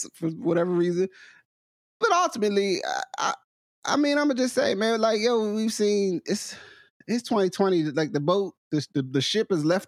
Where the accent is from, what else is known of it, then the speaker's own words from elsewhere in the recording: New Jersey, United States; I'm from New Jersey